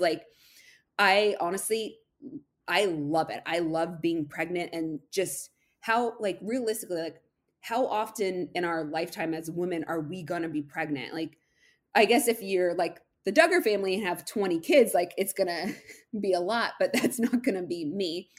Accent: Massachusetts, United States; I'm from Massachusetts

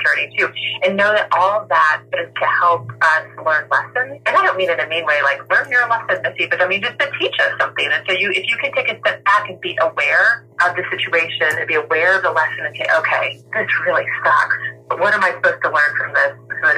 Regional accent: the South, United States; accent: southern; My southern accent comes out a little bit

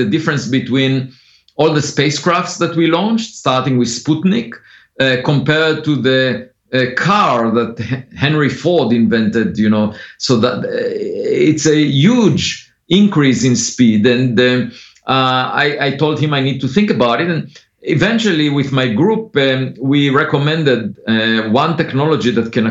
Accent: Israel; moved away; I grew up on a farm. I used to collect eggs every afternoon, and I was mostly interested as a kid in philosophy, in the most fundamental questions. And I used to read philosophy books while driving a tractor to the hills of the village every weekend. And but then I was born in Israel

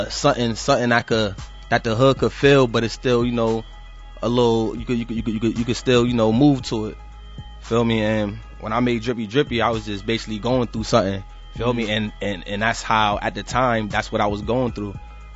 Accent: Hartford, Connecticut, United States; So you know, I'm from the Avenue, from Hartford though, from Hartford CT, but the Avenue, the North End.

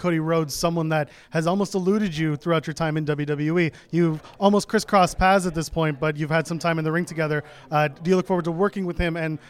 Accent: Ottawa, Ontario, Canada; So I'm from Ottawa, Canada.

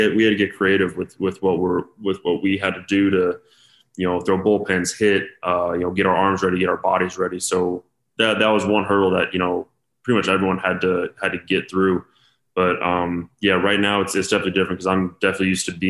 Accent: Denver, Colorado, United States; born or raised there

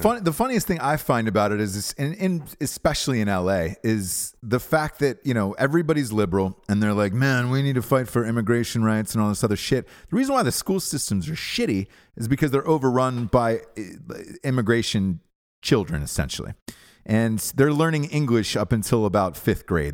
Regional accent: Georgia, United States; moved away; also born or lived in Los Angeles; I'm from Georgia originally

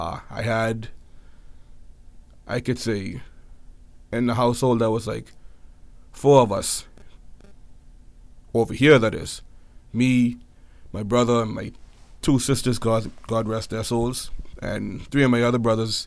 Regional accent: Nassau, New Providence, Bahamas; born there; also born or lived in United States; I was born in Nassau, the New Providence capital of the island. I was born here. Of course, the majority of my childhood was spent back and forth in America.

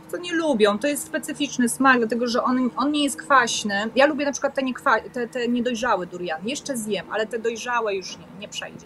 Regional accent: Poland; moved away as an adult; also born or lived in Koh Samet, Thailand; now in Thailand; ja jestem z Polski

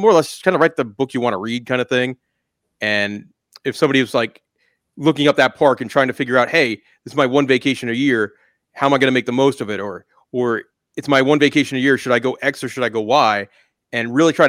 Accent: Long Island, New York, United States; now in Florida, United States; I grew up on Long Island in New York

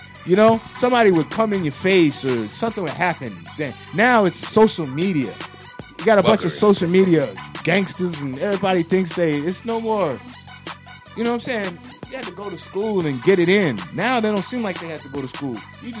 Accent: New York, United States; But I'm neutral. I was from New York.

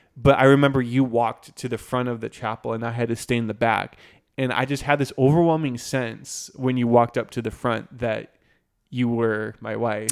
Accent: Green Bay, Wisconsin, United States; moved away; I'm from Green Bay, Wisconsin

